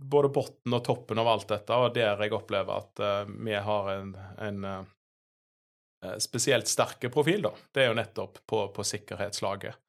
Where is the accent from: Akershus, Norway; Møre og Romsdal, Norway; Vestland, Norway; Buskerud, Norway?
Vestland, Norway; Sveio; moved away as an adult; also born or lived in Bergen / Oslo; jeg er jo fra, fra Høgalandet. Eh, oppvokst i, i Sveio